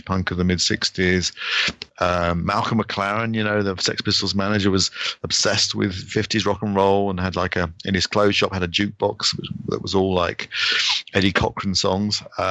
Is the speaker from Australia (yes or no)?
no; United Kingdom; being British